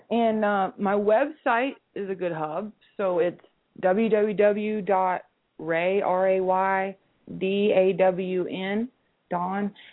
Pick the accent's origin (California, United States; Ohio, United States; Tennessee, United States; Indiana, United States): Tennessee, United States; Nashville; See, I'm from Nashville.